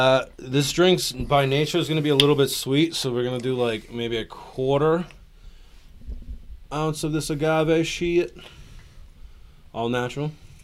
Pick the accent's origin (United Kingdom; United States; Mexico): United States; Everett, Massachusetts; I'm from Everett